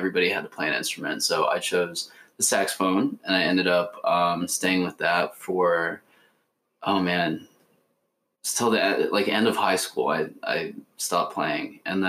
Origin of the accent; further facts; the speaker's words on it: Omaha, Nebraska, United States; now in New York City, United States; I grew up in Omaha, Nebraska